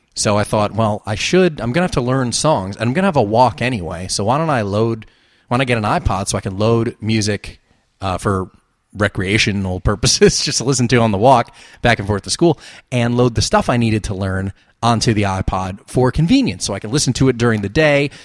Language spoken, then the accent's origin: English; New Jersey, United States; moved away as an adult; now in Los Angeles, United States; I'm from New Jersey and Atlantic City was forty-five minutes to an hour away